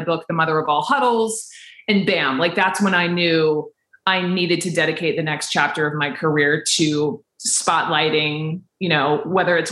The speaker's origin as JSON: {"language": "English", "town": "Atlanta", "region": "Georgia", "country": "United States", "tie": "born or raised there", "also_born_or_lived": "Chapel Hill, North Carolina", "moved": "yes", "said": "born and raised in Atlanta"}